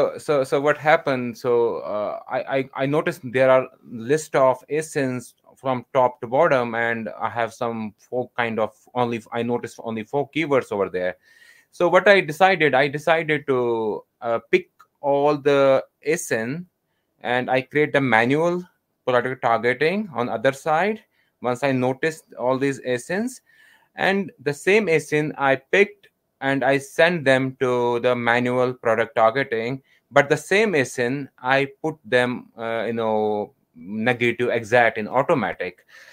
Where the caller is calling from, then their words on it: Jammu and Kashmir, India; I'm calling from India, North Kashmir at the moment.